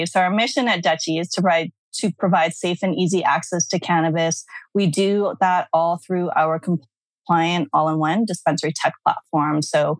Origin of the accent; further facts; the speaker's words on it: Vancouver, British Columbia, Canada; moved away as an adult; also born or lived in Brunei; now in New York, United States; I'm originally from Vancouver, Canada.